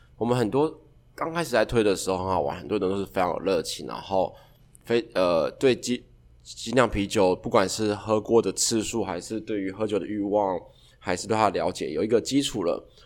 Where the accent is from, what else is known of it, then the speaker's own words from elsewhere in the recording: Yilan County, Taiwan; 我是宜兰人